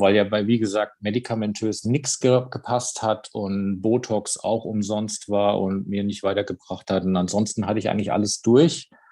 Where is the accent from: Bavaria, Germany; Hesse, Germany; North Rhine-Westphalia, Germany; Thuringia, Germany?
Hesse, Germany; near Darmstadt; Ich komme aus der Nähe von Darmstadt